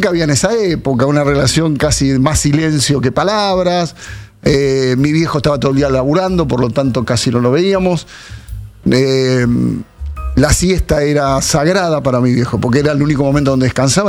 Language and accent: Spanish; Munro, Buenos Aires Province, Argentina; nací en Munro, me crié en Munro mi infancia más fuerte